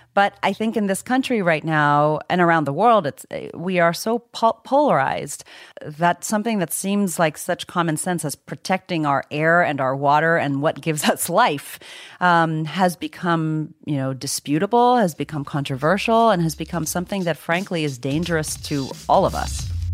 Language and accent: English; Virginia, United States; born or raised there; also born or lived in Zimbabwe